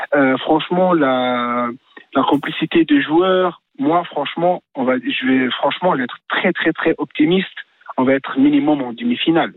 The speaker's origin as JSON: {"language": "French", "country": "Tunisia", "said": "je suis tunisien"}